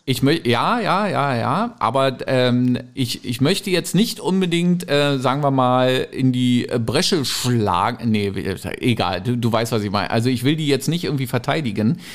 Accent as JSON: {"language": "German", "area": "the East", "region": "East Germany", "country": "Germany", "tie": "born or raised there", "said": "ich bin halt im Osten groß geworden"}